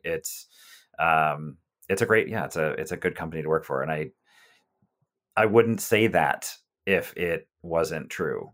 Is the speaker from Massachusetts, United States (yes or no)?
yes; South Shore of Massachusetts, United States; now in Hyattsville, United States; I grew up on the South Shore of Massachusetts